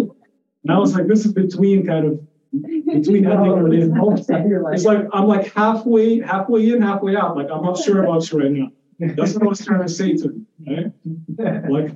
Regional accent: Jordan; moved away; I'm Palestinian, but I grew up in Jordan

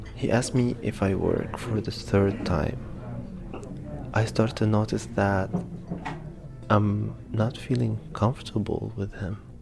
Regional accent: Egypt; moved away as an adult; now in Berlin, Germany; I'm from Egypt

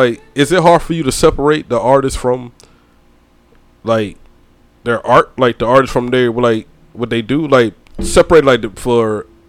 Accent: St. Simons Island, Georgia, United States; I'm from St. Simon's Island, Georgia

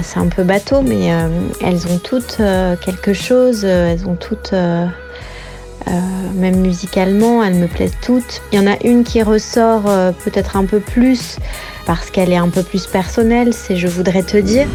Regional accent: south of France, France; je suis originaire du sud de la France

